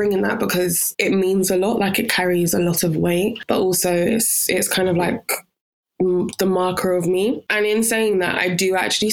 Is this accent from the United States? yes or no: no; Freetown, Western Area, Sierra Leone; I was born in Sierra Leone on January the 12th, 1999, in Freetown